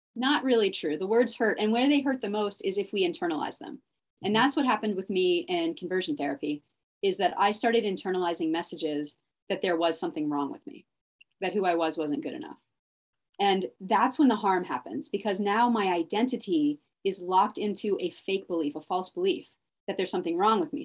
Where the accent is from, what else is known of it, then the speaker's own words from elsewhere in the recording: Dallas, Texas, United States; also born or lived in Austin, Texas; I went to college in Austin and I grew up in Dallas.